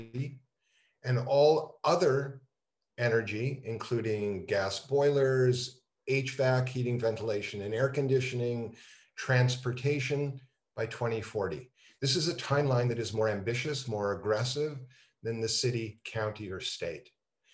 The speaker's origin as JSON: {"language": "English", "town": "Montreal", "region": "Quebec", "country": "Canada", "tie": "born or raised there", "also_born_or_lived": "Toronto, Canada", "moved": "as an adult", "lives_now": "Los Angeles, United States", "said": "growing up in Montreal, the 11th commandment is thou shalt play hockey"}